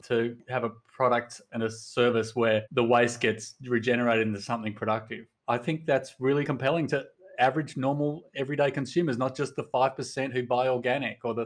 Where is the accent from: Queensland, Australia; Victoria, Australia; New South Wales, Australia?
New South Wales, Australia; Sydney; moved away as an adult; also born or lived in Portland, Oregon; We are from Sydney, Australia, but we moved to Portland, Oregon